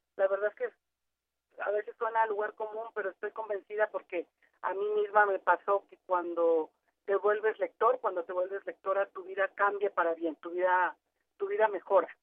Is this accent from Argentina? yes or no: no; Tepic, Nayarit, Mexico; yo soy originaria de Tepic